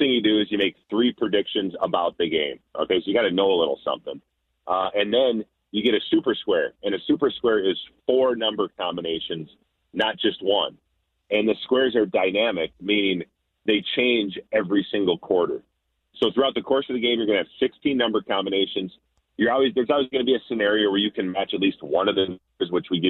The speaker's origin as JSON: {"language": "English", "region": "Minnesota", "country": "United States", "tie": "born or raised there", "said": "I grew up in Minnesota, played for the Vikings for 11 years"}